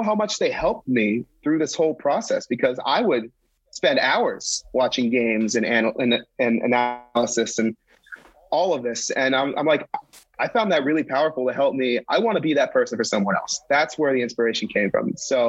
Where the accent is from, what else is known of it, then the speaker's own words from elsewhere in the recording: Wellesley, Massachusetts, United States; I grew up just outside of Boston, so cool. I'm local. All right, what city? Wellesley.